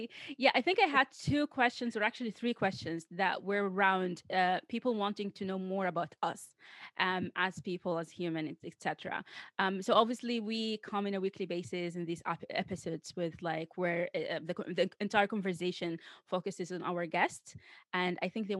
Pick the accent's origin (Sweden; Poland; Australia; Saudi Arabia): Saudi Arabia; also born or lived in Gulf region; now in London, United Kingdom; I'm in London, but I was born in Saudi, and I grew up my entire life in the Gulf region.